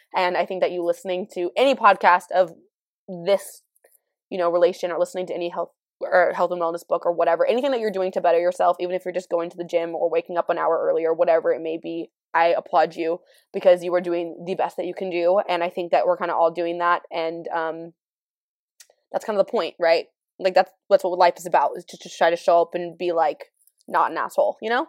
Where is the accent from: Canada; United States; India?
United States; California; I'm from California.